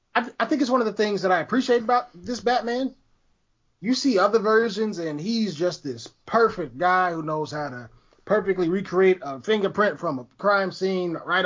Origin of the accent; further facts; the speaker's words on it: Chicago, Illinois, United States; I'm from Chicago.